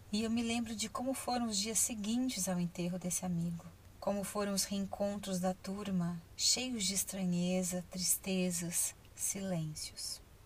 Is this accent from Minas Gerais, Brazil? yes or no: no; Ribeirão Preto, São Paulo, Brazil; Eu sou de Ribeirão Preto.